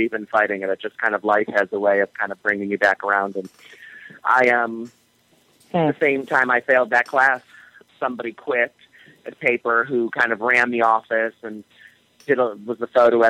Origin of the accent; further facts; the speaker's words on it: Hanover Park, Illinois, United States; moved away as an adult; also born or lived in Chicago / Madrid; now in New York, United States; I grew up in the suburbs of Chicago in a place called Hanover Park, Illinois